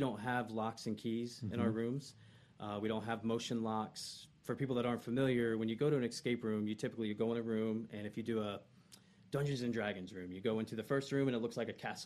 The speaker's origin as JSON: {"language": "English", "town": "Ocala", "region": "Florida", "country": "United States", "tie": "born or raised there", "also_born_or_lived": "Gainesville, Florida"}